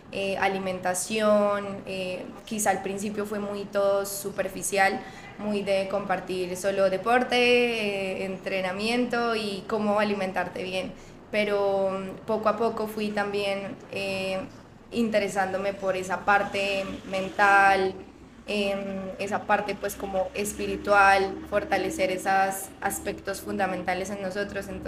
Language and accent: Spanish; Boyacá, Colombia; moved away as an adult; now in Medellín, Colombia; no soy paisa, vivo acá ya hace que 7, 8 años y llegué a Medellín por temas pues como de estudio, eh, pero nací en Boyacá. Eh, justamente el hecho de haber nacido en este departamento que que digamos que es un poco de personas muy conservadoras